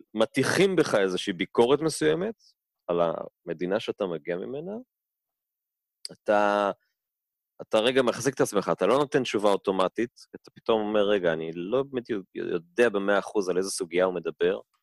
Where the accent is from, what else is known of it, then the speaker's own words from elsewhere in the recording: Tel Aviv, Tel Aviv District, Israel; also born or lived in Denver, Colorado; אני ככה תל אביבי, תל אביבי במקור, צפון תל אביבי